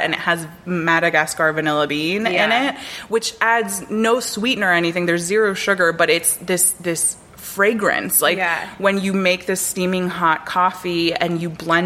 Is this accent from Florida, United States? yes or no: yes; North Miami, Florida, United States; I grew up in North Miami, where there's a large Jewish population